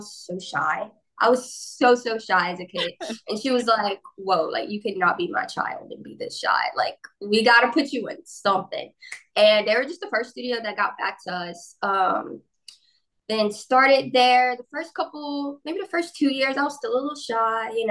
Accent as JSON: {"language": "English", "area": "Brusly", "region": "Louisiana", "country": "United States", "tie": "born or raised there", "said": "I'm from Burley, Louisiana, which is a very, very, very small town in Louisiana."}